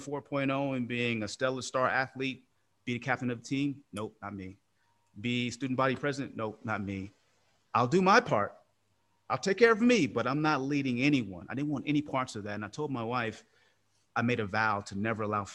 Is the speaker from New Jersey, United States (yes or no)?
no; Oakland, California, United States; I'm from Oakland, California. So give you context, Oakland was a pretty tough place growing up